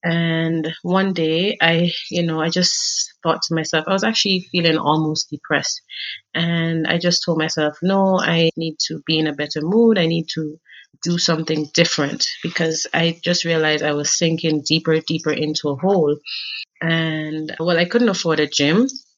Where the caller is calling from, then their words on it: Kenya; Okay, so I'm joining you from Kenya right now.